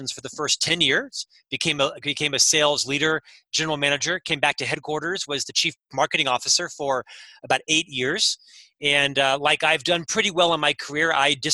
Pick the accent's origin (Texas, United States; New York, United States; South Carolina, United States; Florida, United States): Florida, United States; also born or lived in London / Chicago; now in Salt Lake City, United States; I'm from Florida originally, but I've been all over the world with the company, lived in London for a while, Chicago for 6 years